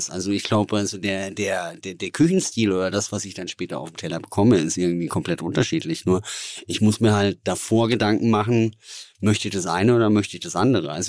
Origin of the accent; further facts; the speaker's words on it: Southern Germany, Germany; also als Süddeutscher, wenn, wenn du nach Hamburg kommst, äh, möchtest du Fisch essen?